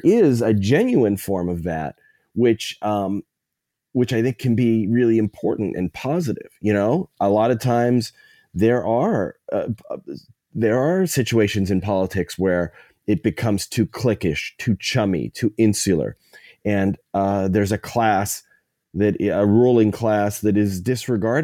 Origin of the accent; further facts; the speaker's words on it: New Kensington / Lower Burrell, outside Pittsburgh, Pennsylvania, United States; my hometown, a little town outside of Pittsburgh, New Ken, Lower Borough